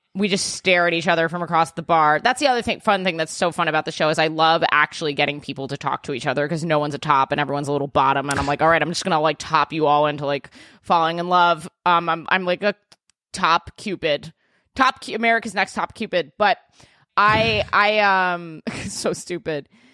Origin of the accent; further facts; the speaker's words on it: New York, United States; I'm a New Yorker